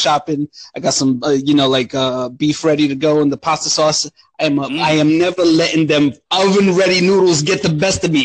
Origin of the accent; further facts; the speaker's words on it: Romania; moved away; where I grew up and stuff in Romania. I mean, the town I'm from, it's a little village.